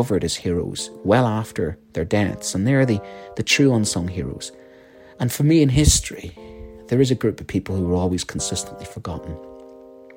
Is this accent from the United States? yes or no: no; Ireland; as a Celt, I grew up on the Celtic mythology of the hero of Cuchulainn. My primary school was dominated by that.